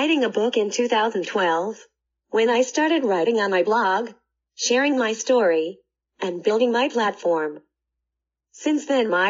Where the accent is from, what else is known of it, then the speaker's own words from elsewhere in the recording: Stillwater, Oklahoma, United States; I was born and raised in Stillwater, Oklahoma, and was developing into a precocious 3-year-old.